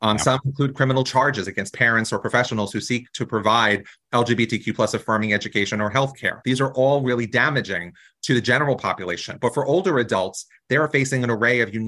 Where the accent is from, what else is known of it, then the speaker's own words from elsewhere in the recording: New Jersey, United States; I come from New Jersey, a really progressive state